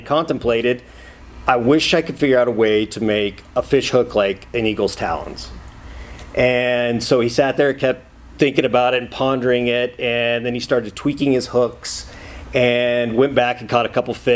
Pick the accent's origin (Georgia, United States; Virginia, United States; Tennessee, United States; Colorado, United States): Colorado, United States; moved away as an adult; also born or lived in Midwest; now in Montana, United States; I grew up in Colorado.